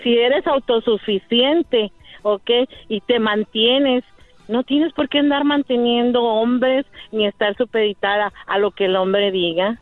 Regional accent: Monterrey, Nuevo León, Mexico; yo soy regia

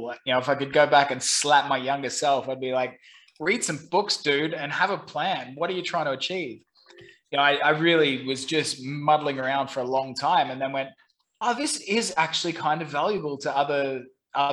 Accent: Brisbane, Queensland, Australia; moved away as an adult; also born or lived in London / Saigon, Vietnam; now in Ho Chi Minh City, Vietnam; I'm originally from Brisbane, Australia.

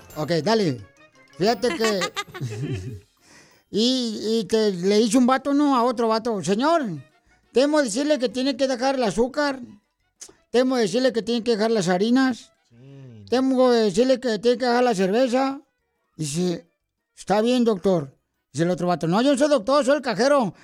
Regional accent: Mexico; now in United States; nosotros los mexicanos

